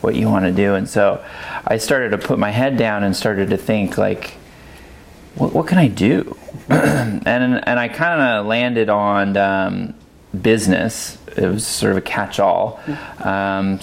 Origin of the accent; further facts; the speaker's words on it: Monterey Bay area, California, United States; moved away as an adult; now in Oregon, United States; I grew up in California in the Monterey Bay area